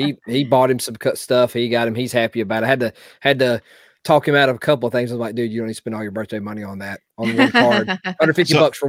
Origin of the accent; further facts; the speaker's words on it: Southern United States, United States; accent: Southern; I know my Southern accent.